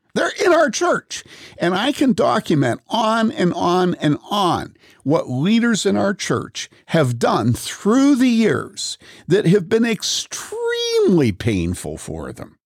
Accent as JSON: {"language": "English", "town": "Wheaton", "region": "Illinois", "country": "United States", "tie": "born or raised there", "said": "I grew up in Wheaton among evangelicals."}